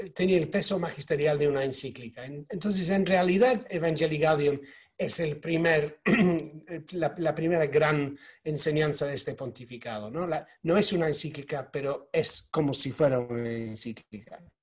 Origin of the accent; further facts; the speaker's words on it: United Kingdom; yo soy, británico, eh, soy católico